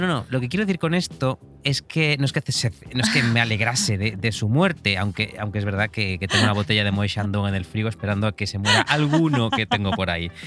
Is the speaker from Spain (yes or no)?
yes; Galicia, Spain; como gallego que soy